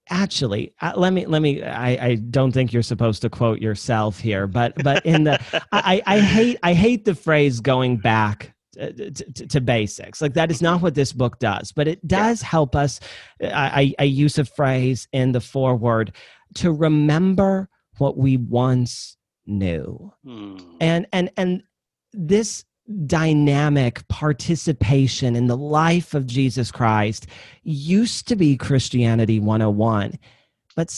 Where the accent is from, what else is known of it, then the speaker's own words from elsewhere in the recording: Midwest, United States; I'm from the Midwest. I kind of talk slow